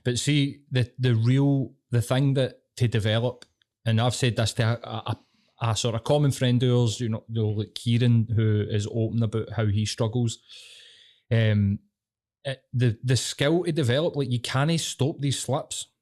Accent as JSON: {"language": "English", "town": "Glasgow", "region": "Scotland", "country": "United Kingdom", "said": "I'm fucking Glaswegian."}